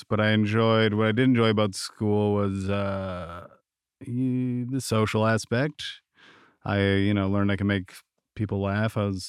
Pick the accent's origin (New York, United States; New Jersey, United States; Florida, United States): New York, United States; also born or lived in Vermont; I was born in Vermont in 1986 to a single mother. My father was in prison, so he got out when I was a little bit older. So we stayed in Vermont for a couple of years and then moved to upstate New York